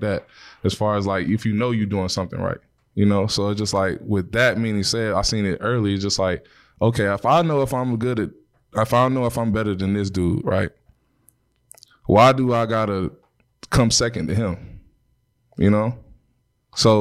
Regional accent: St. Petersburg, Florida, United States; I'm from St. Pete

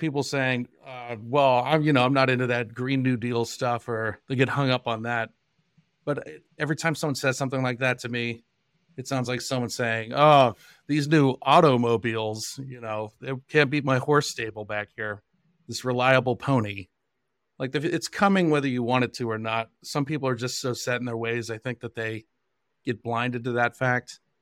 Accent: Johnstown, Pennsylvania, United States; also born or lived in London, England; my hometown of Johnstown, Pennsylvania

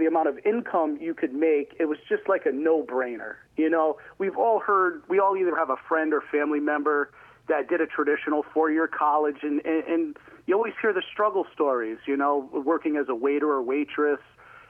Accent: East Haven, Connecticut, United States; I grew up in East Haven, Connecticut, graduated from East Haven High School

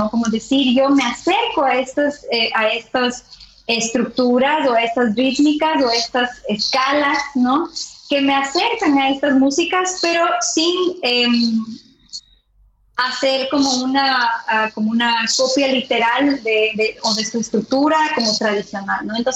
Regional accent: Andes, Ecuador; born there; also born or lived in Amazonía / Quito; now in Guayaquil, Ecuador; Yo nací en, en los Andes, me quedé en la Amazonía, pero ahora eh, eh, estuve viviendo muchos años en Quito y ahora estoy en Guayaquil, ¿no?

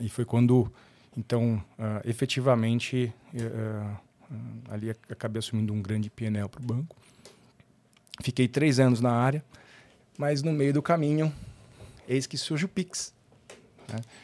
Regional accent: São Paulo, Brazil; nascido na zona leste de São Paulo, paulistano, né? Cresci ali na, no Tatuapé

